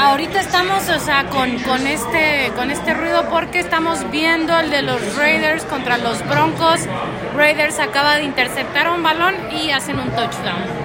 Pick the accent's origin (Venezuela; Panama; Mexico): Mexico; soy mexicana